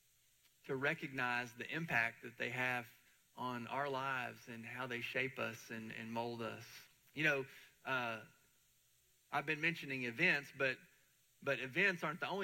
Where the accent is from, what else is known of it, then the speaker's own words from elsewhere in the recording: Murfreesboro, Tennessee, United States; I was living and born in the great state of Tennessee. So I'm proud to be a Tennessean